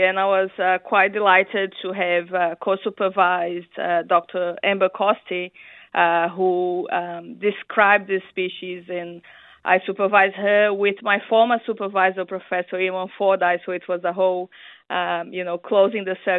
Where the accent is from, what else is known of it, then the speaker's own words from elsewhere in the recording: Brazil; English is a second language; moved away as an adult; now in New Zealand; I came from Brazil to New Zealand to work with him